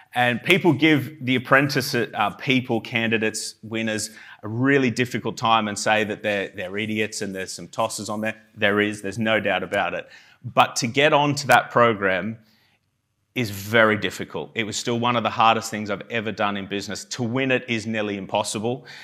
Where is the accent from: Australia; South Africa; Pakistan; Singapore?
Australia; Armidale, New South Wales; moved away as an adult; now in United Kingdom; I'm from, um, a small town called Armidale in New South Wales in Australia.